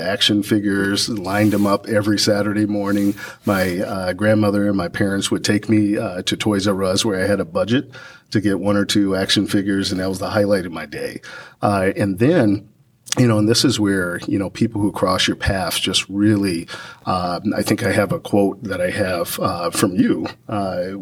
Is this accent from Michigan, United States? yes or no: no; San Antonio, Texas, United States; I come from San Antonio, Texas, Santa Rosa Hospital, at 7:47 a.m.